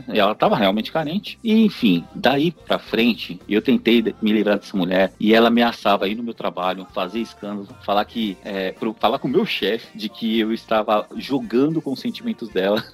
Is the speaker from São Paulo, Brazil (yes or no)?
yes; São Paulo, Brazil; eu sou de São Paulo